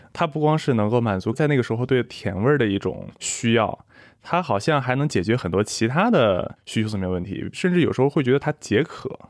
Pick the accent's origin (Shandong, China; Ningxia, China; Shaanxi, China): Shaanxi, China; Xi'an; moved away as an adult; also born or lived in United States; 我是西安人，应该和你差不多，就是当地都是以面食为主的，从小就是吃凉皮儿、肉夹馍、泡馍、扯面、油泼面